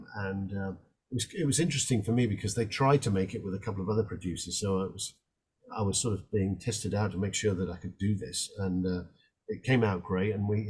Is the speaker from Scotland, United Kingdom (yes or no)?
yes; Scotland, United Kingdom; now in Texas, United States; I'm from Scotland.